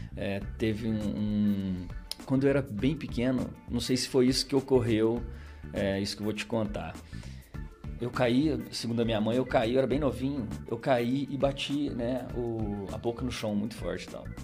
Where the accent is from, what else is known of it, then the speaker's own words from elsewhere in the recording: Borda da Mata, Minas Gerais, Brazil; also born or lived in Tocos do Moji / Pouso Alegre; eu estou em borda desde os meus dois anos de idade. Né? Então sou natural de borda